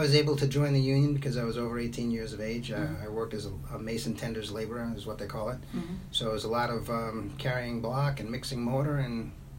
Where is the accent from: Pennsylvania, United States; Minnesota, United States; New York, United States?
New York, United States; New York City; accent: Brooklyn; Yeah, my Brooklyn accent comes through